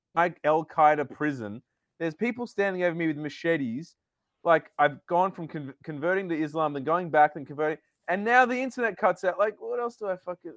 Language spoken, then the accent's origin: English; Sydney, New South Wales, Australia; also born or lived in Newtown; I'm from the North Shore